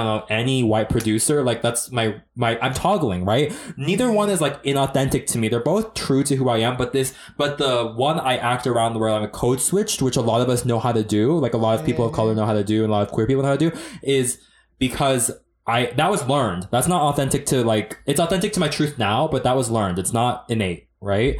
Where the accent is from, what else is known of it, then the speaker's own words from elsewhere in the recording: Northern Florida, United States; I grew up in Northern Florida